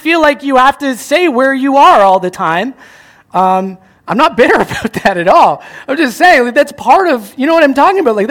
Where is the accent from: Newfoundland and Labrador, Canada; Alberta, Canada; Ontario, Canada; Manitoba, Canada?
Ontario, Canada; Chatham; now in Cambridge, Canada; I'm from Chatham